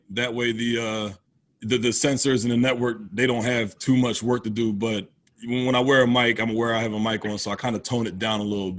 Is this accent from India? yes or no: no; United States; Where I grew up is right outside of Philadelphia. So that Philadelphia area is definitely Philly's a sports town all the way.